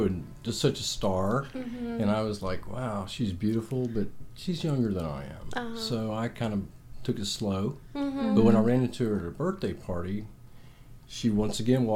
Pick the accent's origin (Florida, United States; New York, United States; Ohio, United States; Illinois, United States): Florida, United States; now in San Antonio, United States; I was born in Florida, but I've been in San Antonio for over 30 years, almost 40 years